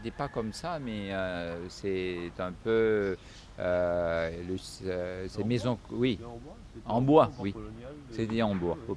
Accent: Port Louis, Mauritius; born there; Je suis né à Port-Louis.

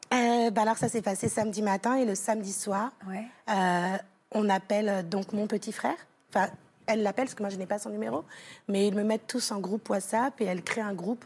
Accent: Versailles, Île-de-France, France; accent: Parisian; moved away as an adult; also born or lived in Costa Rica / United States / Canada / London; now in Ireland; mon petit accent de parisienne

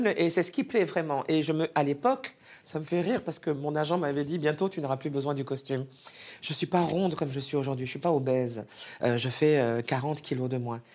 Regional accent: Montélimar, Auvergne-Rhône-Alpes, France; moved away as an adult; also born or lived in Paris; j'ai 11 ans, je suis de Montélimar

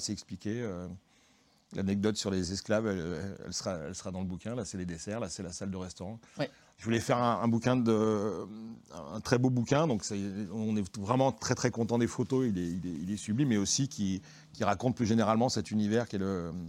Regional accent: Lyon, Auvergne-Rhône-Alpes, France; on est tous, enfin beaucoup, on est lyonnais, voire, Lyon centre

